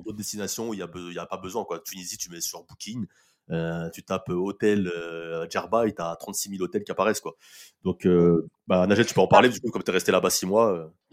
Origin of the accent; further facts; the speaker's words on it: Nanterre, Île-de-France, France; j'ai vécu euh, à Nanterre, donc qui est une, ville occupée de coup par euh, l'Algérie. Bah, voilà. Et, en, plus de ça, le, consulat algérien est à 5 minutes, à 5 de chez moi. Donc euh, tous les matins, en allant à l'école